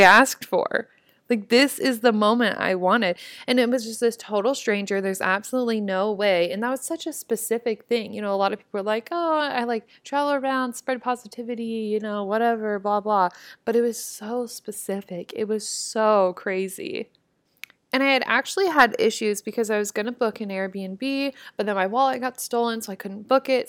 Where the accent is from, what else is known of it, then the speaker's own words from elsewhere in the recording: Nebraska, United States; I was from Nebraska